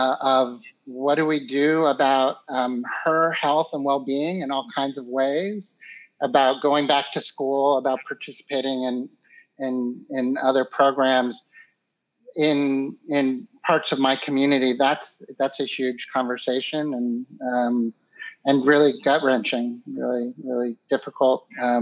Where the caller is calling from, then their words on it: Philadelphia, Pennsylvania, United States; So I'm calling from Philadelphia.